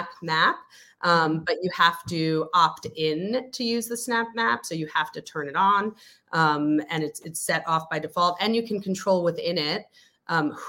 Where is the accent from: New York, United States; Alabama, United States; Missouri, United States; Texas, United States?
New York, United States; New York City; also born or lived in The Hague; I hail from New York City